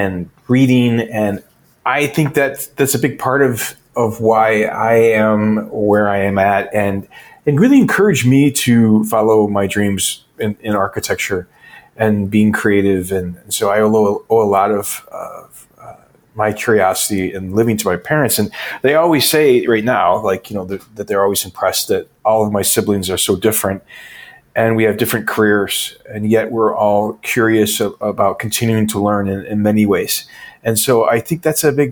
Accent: northern Michigan, United States; also born or lived in Ann Arbor, Michigan; I started out in a really small town and grew up in northern Michigan

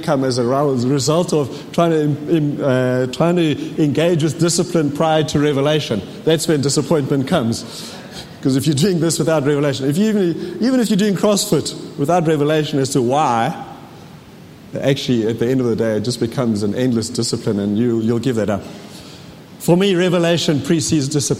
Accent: KwaZulu-Natal, South Africa; moved away; I was born in Natal, reborn in Natal in 1985

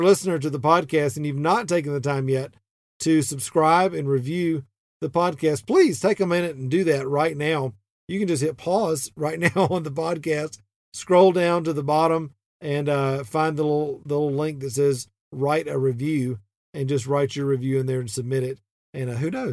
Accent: the South, United States; even though I'm not from Texas, we're still Southern

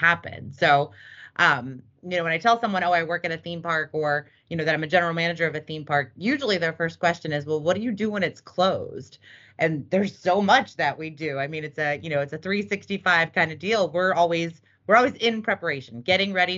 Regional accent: Cincinnati, Ohio, United States; moved away as an adult; also born or lived in California; I grew up in Cincinnati, Ohio

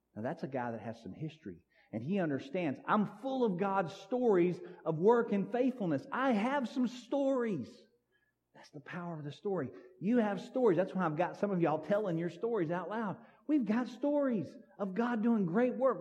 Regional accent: Sims, United States; I grew up out here in Sims

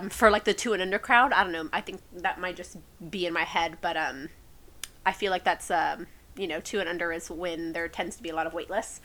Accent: San Antonio, Texas, United States; I am born and raised in San Antonio. Have never lived anywhere else

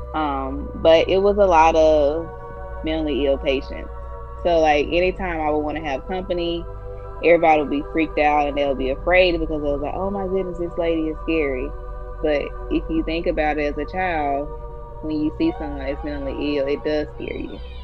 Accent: Alabama, United States; I was raised in Alabama

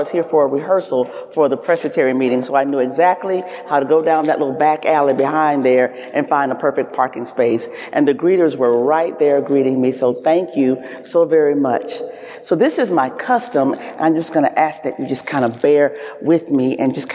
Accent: the South, United States; I am a Southerner.

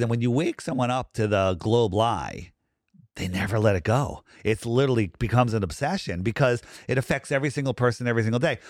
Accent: Fairfield County, Connecticut, United States; I grew up in Fairfield County.

